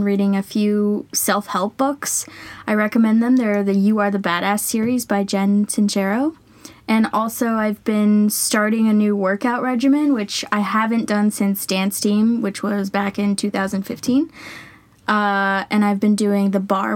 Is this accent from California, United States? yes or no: yes; California, United States; moved away as an adult; also born or lived in New York; I'm originally from California